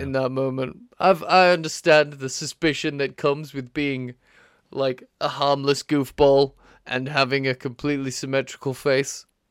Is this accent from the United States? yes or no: no; United Kingdom; We're British